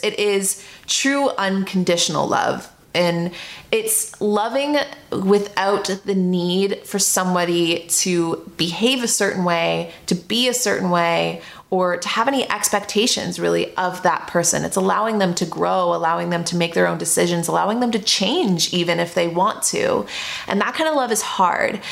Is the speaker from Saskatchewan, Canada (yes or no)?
no; Toronto, Ontario, Canada; moved away; I'm from Toronto